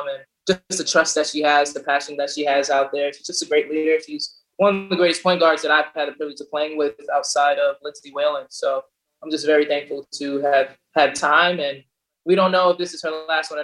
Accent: New York City, New York, United States; also born or lived in Jamaica, Queens; I was actually born and raised in East Elmhurst, Queens, by Astoria Boulevard on 97th Street, closer to LaGuardia Airport

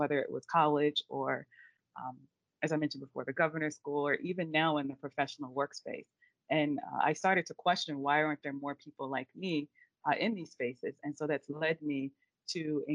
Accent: Central Virginia, United States; I am from Central Virginia

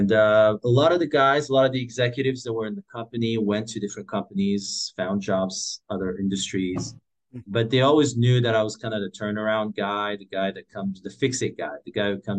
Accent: Morocco; moved away as an adult; also born or lived in Paris / Brussels / China; now in Oahu, United States; So I'm originally from Morocco. I grew up there.

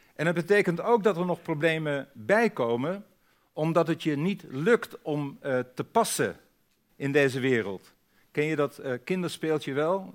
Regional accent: Friesland, Netherlands; ik ben een Fries

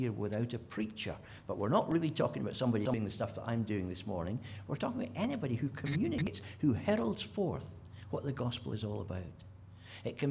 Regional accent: Scotland, United Kingdom; being a Scot

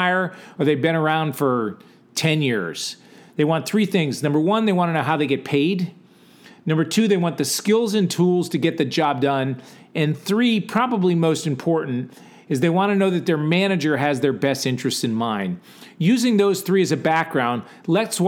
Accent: Gales Ferry, Connecticut, United States; In my hometown, when you went from sixth to seventh grade, you went from grammar school, Gales Ferry Grammar School

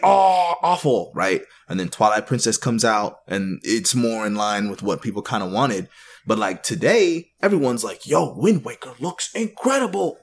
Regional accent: Canada; also born or lived in Jamaica (ancestry); now in United States; I'm born in Canada, actually. I was born in Canada, but I now live in the U S

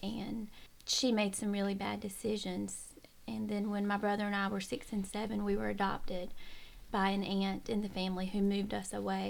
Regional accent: Orangeburg, South Carolina, United States; also born or lived in Manning, South Carolina / Sumter, South Carolina; I was born in Manning, South Carolina, and moved to Sumter, and later to Orangeburg, where I grew up and went to high school.

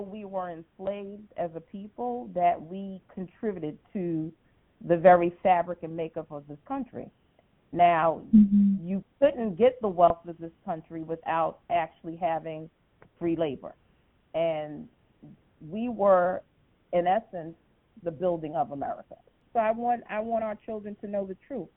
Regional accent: New York City, New York, United States; I was born and raised in Brooklyn.

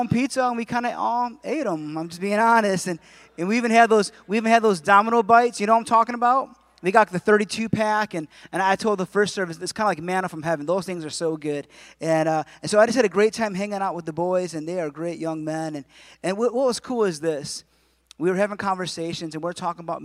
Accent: Adrian, Michigan, United States; moved away; I was born and raised in Adrian

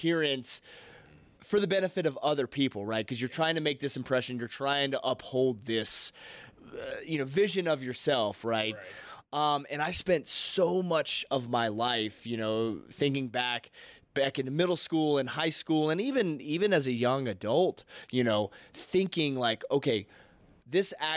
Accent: the South, United States; growing up in the South

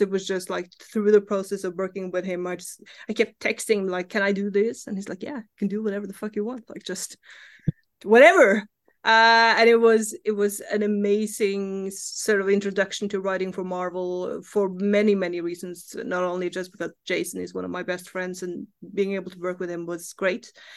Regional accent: Norway; English is a second language; I live in Norway. I grew up in Norway.

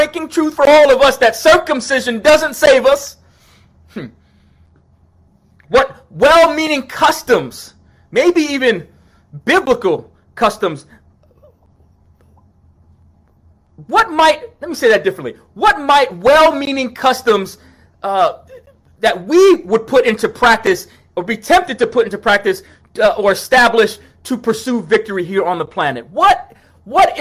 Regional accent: New York, United States; when I was growing up in New York

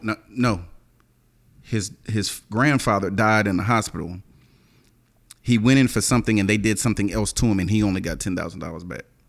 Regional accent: the South, United States; I'm from the South

